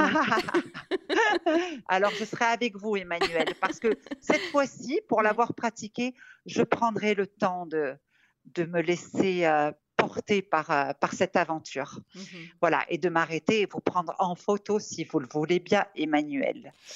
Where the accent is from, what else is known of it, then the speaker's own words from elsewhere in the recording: Casablanca, Casablanca-Settat, Morocco; now in France; je suis née à Casablanca, d'où mon surnom, et je navigue entre deux cultures, l'occidentale et l'orientale